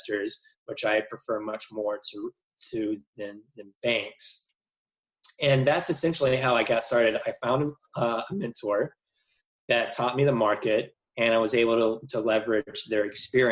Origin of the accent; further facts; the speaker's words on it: Jackson, Mississippi, United States; also born or lived in Cincinnati; move back to my home state in Jackson, Mississippi, where my parents also did real estate